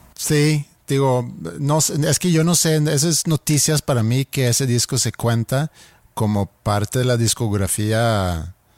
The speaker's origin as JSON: {"language": "Spanish", "country": "Sweden", "first_language": "Swedish", "second_language": "Spanish", "moved": "yes"}